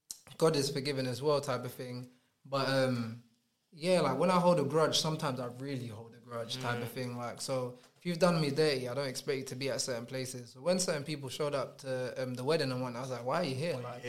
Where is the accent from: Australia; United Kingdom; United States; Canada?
United Kingdom; I keep telling the people I'm British.